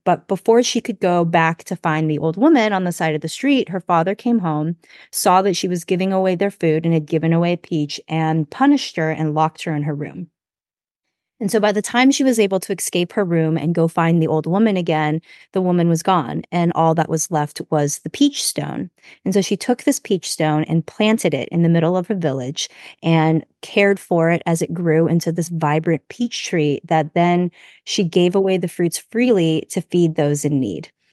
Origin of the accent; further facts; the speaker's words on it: United States; I grew up here, so I'm very American